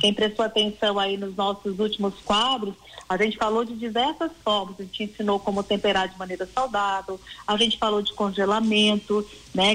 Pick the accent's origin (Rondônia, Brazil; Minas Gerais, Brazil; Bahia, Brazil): Minas Gerais, Brazil; Caxambu; moved away; eu sou mineira, né? Eu sou de Caxambu, uhum. sul de uhum. Minas